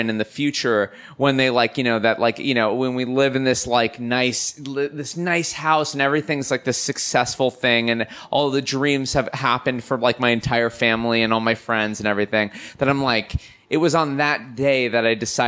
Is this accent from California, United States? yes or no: yes; Los Angeles, California, United States; I'm a Valley kid